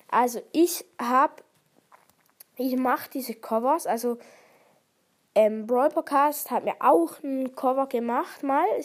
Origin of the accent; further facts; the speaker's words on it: Switzerland; Ja, ich komme aus der Schweiz. Also ich kann auch ähm, Schweizerdeutsch sprechen.